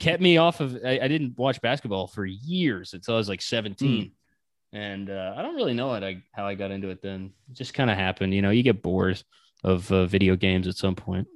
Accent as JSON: {"language": "English", "town": "Wilmington", "region": "North Carolina", "country": "United States", "tie": "born or raised there", "said": "I grew up in Wilmington, North Carolina"}